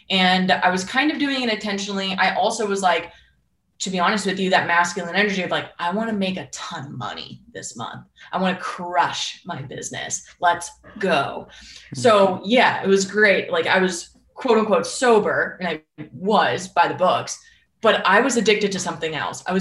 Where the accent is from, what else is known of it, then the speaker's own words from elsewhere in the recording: Northeast, United States; and I'm from the Northeast where that's like my blood.